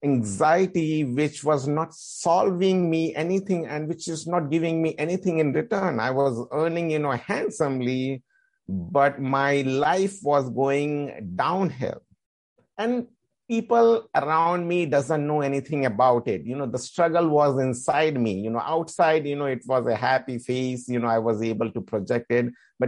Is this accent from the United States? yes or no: no; India; Because as I am from India and, you know, the meditation has been started in Indian culture.